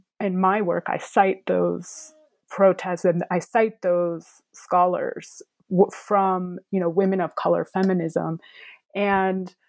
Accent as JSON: {"language": "English", "country": "United States", "said": "myself being American, fluent in Ukrainian, living in the United States."}